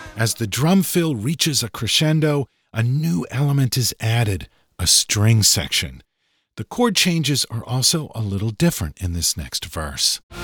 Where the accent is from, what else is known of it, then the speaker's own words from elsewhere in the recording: Massachusetts, United States; also born or lived in New Hampshire; I was born in New Hampshire and grew up in Massachusetts